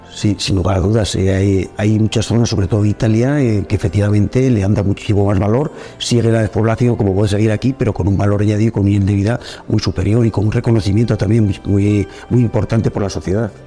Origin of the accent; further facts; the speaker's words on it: Cintruénigo, Navarre, Spain; sí que soy un hombre de pueblo y de hecho nunca he querido salir de mi pueblo